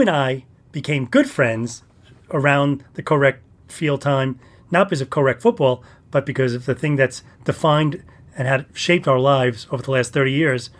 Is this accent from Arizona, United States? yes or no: no; Bronx, New York, United States; the Bronx, I was from the Bronx.